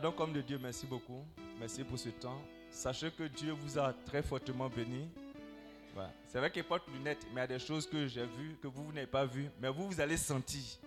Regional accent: Bobo-Dioulasso, Hauts-Bassins, Burkina Faso; chez nous à Bobo là-bas

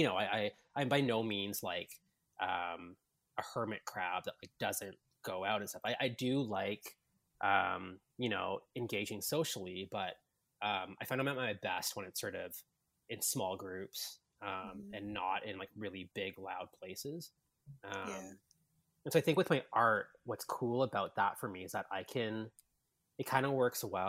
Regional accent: Vancouver, British Columbia, Canada; moved away as an adult; now in Toronto, Canada; I was born and raised in Vancouver, actually. So I'm a West Coast guy

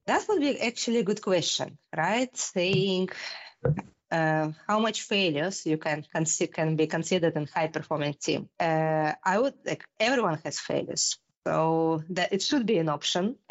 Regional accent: Russia; moved away as an adult; now in Denmark; I am originally from Russia. I grew up in Russia and uh, did my uh, computer degree back in my hometown. And then um, about like 10, 15 years ago, I moved to Denmark

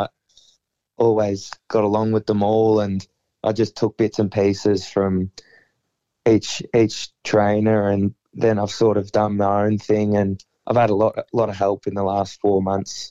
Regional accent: Bendigo, Victoria, Australia; my hometown

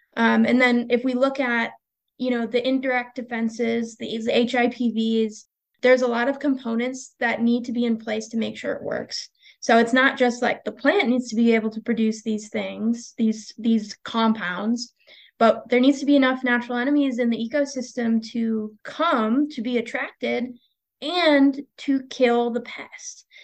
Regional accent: Pennsylvania, United States; moved away as an adult; now in Texas, United States; I'm from Pennsylvania originally

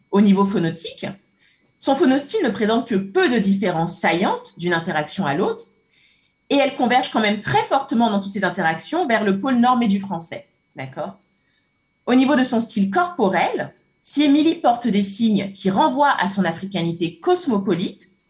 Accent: Cameroon; j'ai grandi au Cameroun, j'ai grandi au Cameroun. J'ai un peu du mal à, imiter, mais j'ai grandi au Cameroun.

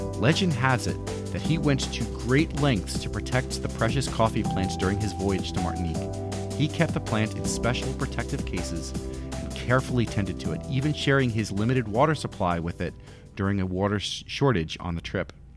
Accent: Yonkers, New York, United States; moved away; I grew up in Yonkers, New York

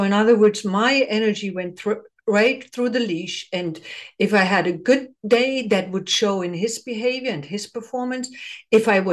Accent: Germany; now in United States; I come from the Eastern Bloc, just like you. So in East Germany, never had a dog. I was not allowed to get a dog

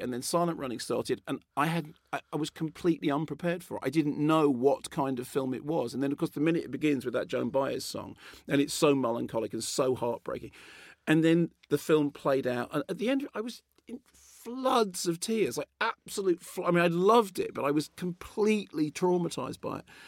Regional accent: Barnet, London, United Kingdom; I grew up in Barnet

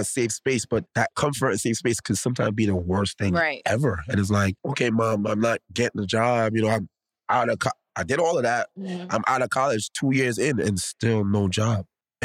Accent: New York City, New York, United States; I grew up in the Bronx my whole life. I love the Bronx.

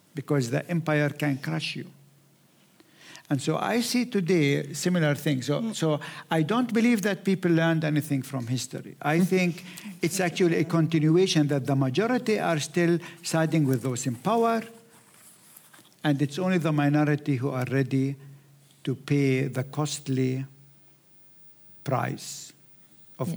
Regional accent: Palestine; I come from Palestine

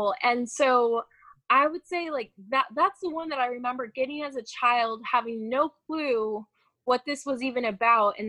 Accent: outside of Chicago, Illinois, United States; I grew up outside of Chicago

